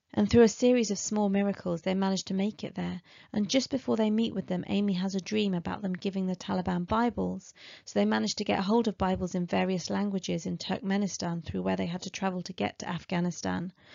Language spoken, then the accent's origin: English; Aylesbury, South East England, United Kingdom; moved away; my hometown of Aylesbury